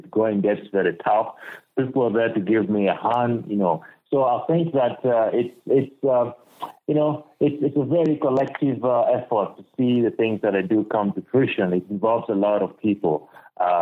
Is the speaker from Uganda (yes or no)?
yes; Lira District, Northern Region, Uganda; also born or lived in Norway / Oklahoma, United States; I'm currently based in Uganda, and particularly in my hometown of Lira district, that's in northern Uganda.